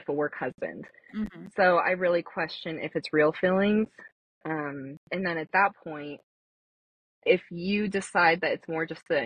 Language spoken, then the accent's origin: English; Saratoga Springs, Utah, United States; also born or lived in Salt Lake City, Utah; I grew up in Saratoga, Mormonville.